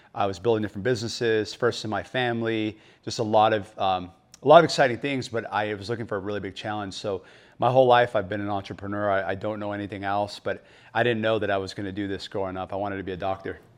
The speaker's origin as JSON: {"language": "English", "town": "Phoenix", "region": "Arizona", "country": "United States", "tie": "born or raised there", "said": "I grew up in, uh, West Phoenix, so born and raised in Arizona"}